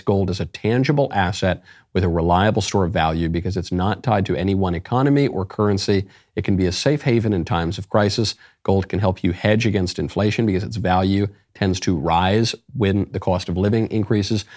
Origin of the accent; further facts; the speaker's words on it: New York, United States; moved away; also born or lived in Los Angeles; I'm from New York, I went to a very gay university, I lived in L